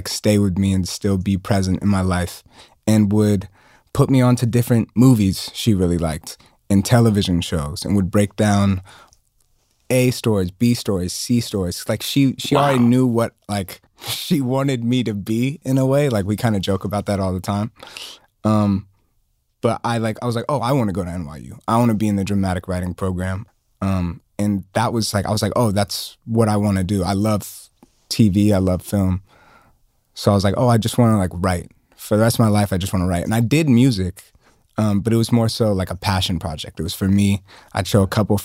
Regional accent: Atlanta, Georgia, United States; growing up in Atlanta and like being first generation African

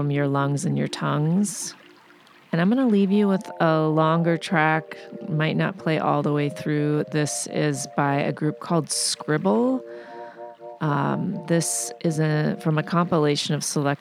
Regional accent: Midwest, United States; I'm from the Midwest

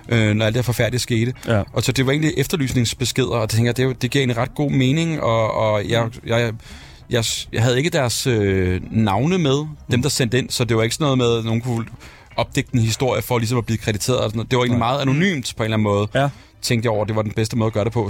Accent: Værløse, Capital Region of Denmark, Denmark; jeg er vokset op med i Værløse

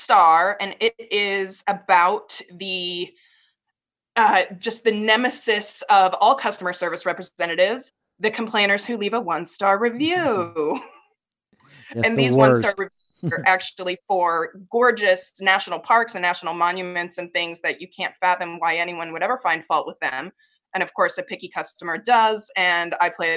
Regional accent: Norman, Oklahoma, United States; I grew up here in Norman

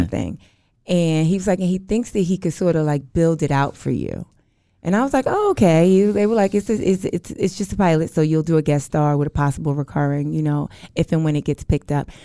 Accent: New York, United States; moved away as an adult; now in Los Angeles, United States; I, I'm from New York, but I live in L A.

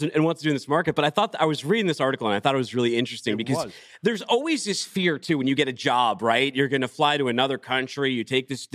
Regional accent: Needham, Massachusetts, United States; I was in Needham

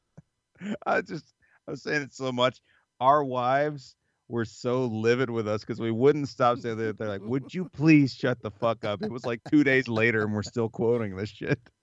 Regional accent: the South, United States; growing up in the South

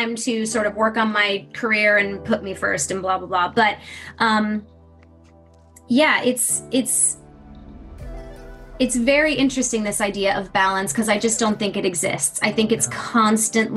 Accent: Michigan, United States; the area I grew up in was incredibly diverse, incredibly accepting

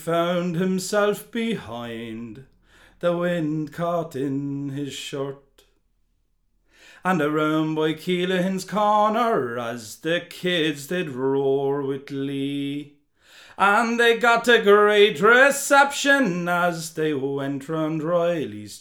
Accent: Drogheda, Leinster, Ireland; I grew up in Drogheda in Ballsgrove

